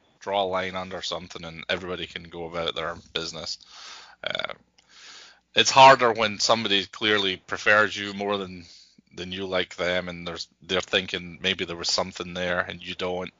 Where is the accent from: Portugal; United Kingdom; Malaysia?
United Kingdom; Scotland; accent: Scottish; moved away as an adult; now in United States; I've almost lived here as long as I lived in Scotland